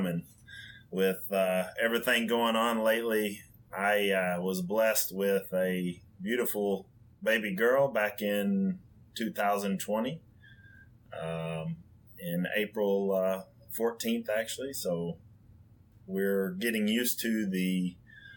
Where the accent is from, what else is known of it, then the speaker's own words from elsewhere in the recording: West Kentucky, United States; also born or lived in Union City, Tennessee; growing up in the Union City, Tennessee factory around where I'm from originally, because I'm originally from West Kentucky